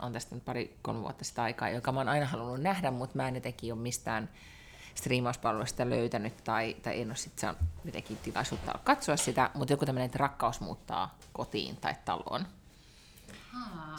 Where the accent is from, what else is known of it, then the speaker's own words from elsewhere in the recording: Helsinki, Uusimaa, Finland; now in Sweden; en, en ole enää kotikaupungissani